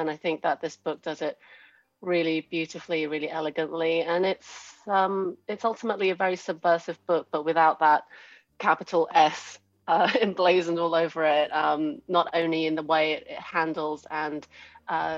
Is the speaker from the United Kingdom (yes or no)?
yes; United Kingdom; moved away; as you can probably tell from my accent, I didn't grow up in America. I grew up in the UK